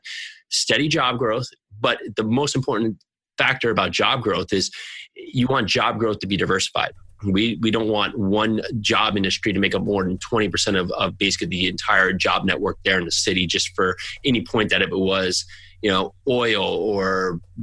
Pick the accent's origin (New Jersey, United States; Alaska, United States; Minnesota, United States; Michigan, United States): New Jersey, United States; I'm from New Jersey